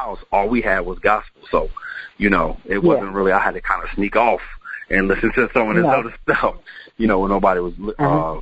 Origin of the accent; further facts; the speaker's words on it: Hartford, Connecticut, United States; also born or lived in Windsor, Connecticut; I'm from Connecticut. I'm from Hartford, Connecticut